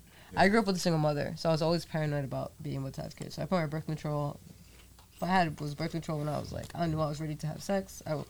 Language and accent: English; Fall River, Massachusetts, United States; back home in Fall River because we have huge warehouses with nobody in them.